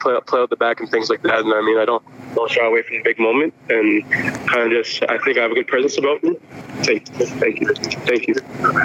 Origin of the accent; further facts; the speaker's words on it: Toronto, Ontario, Canada; I'm from Toronto